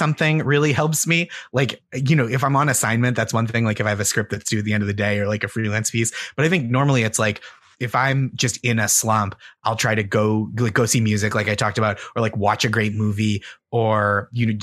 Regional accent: Boston, Massachusetts, United States; moved away; I grew up in Boston

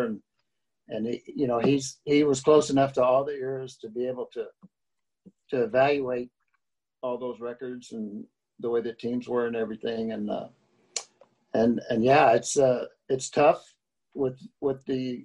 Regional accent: Arkansas, United States; growing up in Arkansas

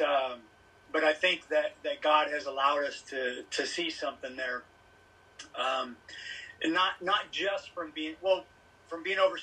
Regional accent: Sacramento, California, United States; moved away as an adult; also born or lived in Delaware / Japan; now in South Korea; I'm from Sacramento, California

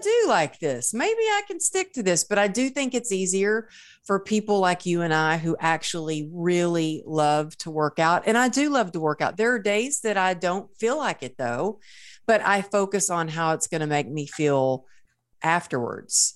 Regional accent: Texas, United States; I was raised in Texas

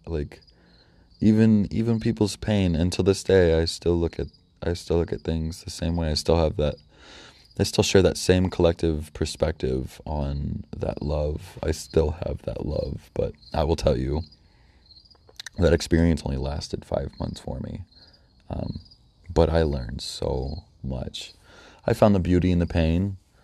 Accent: North Judson, Indiana, United States; I ended up moving out back to my hometown in North Judson

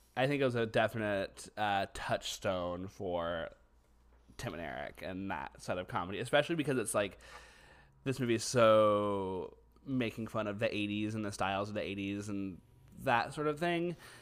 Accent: Southeast Texas, United States; we're from Texas, we're from, specifically Southeast Texas

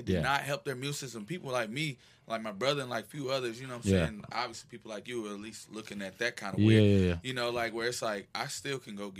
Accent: the South, United States; I'm not from LA. Yeah, I'm from the South.

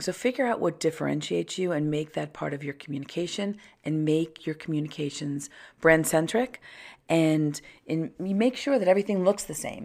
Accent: Long Island, New York, United States; I grew up on Long Island

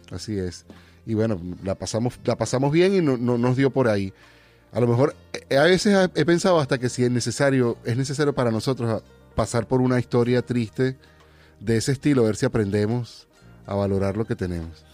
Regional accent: Venezuela; moved away; hasta que me fui del país

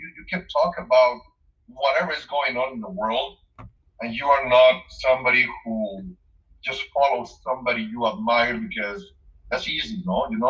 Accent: Mexico City, Mexico; moved away; I'm from Mexico City originally.

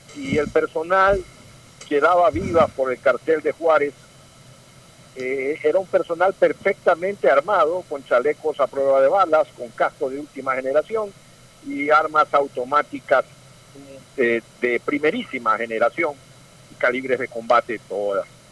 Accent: northern Manabí, Ecuador; yo soy del norte de Manaví

